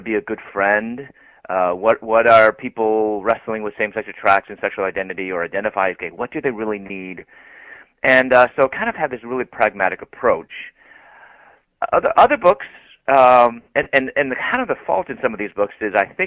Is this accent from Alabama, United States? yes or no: no; Chicago, Illinois, United States; moved away as an adult; also born or lived in Louisville, Kentucky; I'm from Chicago, and I moved to Louisville, Kentucky to go to graduate school